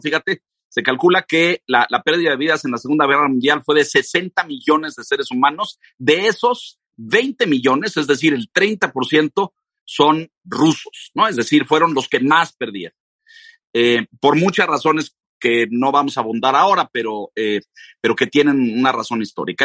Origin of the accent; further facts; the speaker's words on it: Mexico; yo soy mexicano, pero mi padre era ruso